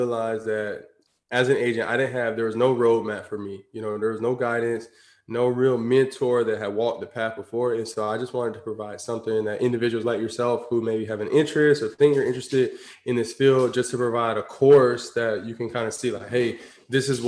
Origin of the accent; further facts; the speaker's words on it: Tampa, Florida, United States; I'm from Tampa, Florida